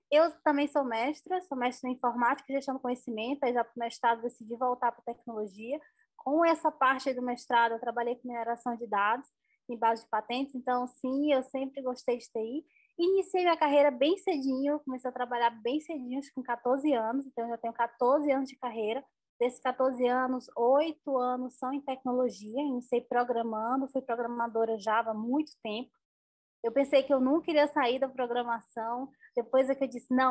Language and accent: Portuguese; Northeast Region, Brazil; sou nordestina, muito orgulhosa de onde eu vim, de onde eu estou.